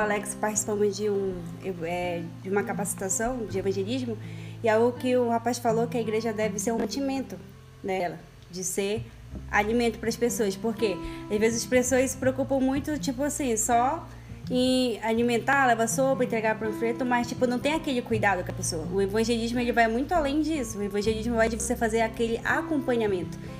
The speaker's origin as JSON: {"language": "Portuguese", "region": "Amapá", "country": "Brazil", "said": "sou do estado do Amapá"}